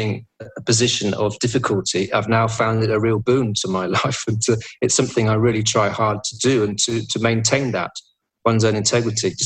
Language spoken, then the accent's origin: English; England, United Kingdom; I'm English.